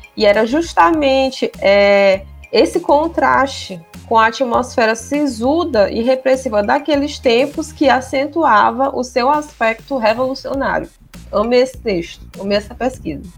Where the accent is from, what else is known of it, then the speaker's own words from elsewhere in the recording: Maranhão, Brazil; eu digo isso pro pessoal daqui, eles não acreditam, que aqui tem uma história que a gente não tem sotaque porque o português foi no século XVIII